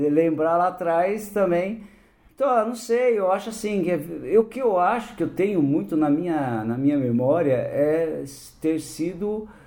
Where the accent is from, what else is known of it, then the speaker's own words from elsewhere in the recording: Campo Grande, Mato Grosso do Sul, Brazil; born there; Eu nasci em Campo Grande